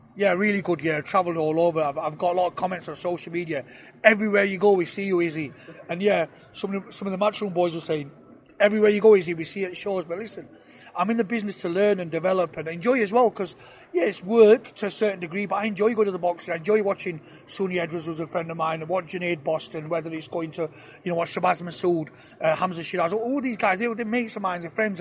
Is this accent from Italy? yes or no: no; Sheffield, Yorkshire and the Humber, United Kingdom; I were born up in Sheffield, very proud of my roots. I've been in Sheffield